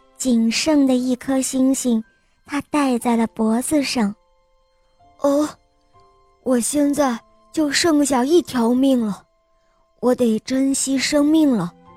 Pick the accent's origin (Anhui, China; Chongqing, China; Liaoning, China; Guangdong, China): Chongqing, China; 今年六岁了，我来自重庆